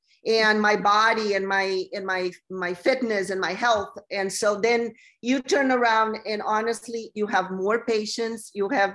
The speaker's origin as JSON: {"language": "English", "country": "Brazil", "also_born_or_lived": "Los Angeles, United States / San Diego, United States", "moved": "as an adult", "lives_now": "United States", "said": "I'm originally from Brazil, and I moved to the U.S. when I was 20 to go to fashion school in L.A."}